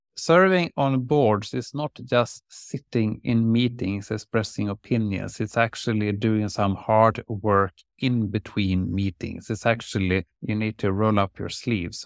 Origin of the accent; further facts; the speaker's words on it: Lerum, Västra Götaland, Sweden; also born or lived in Uddevalla; First in Uddevalla and then in Lerum outside Gothenburg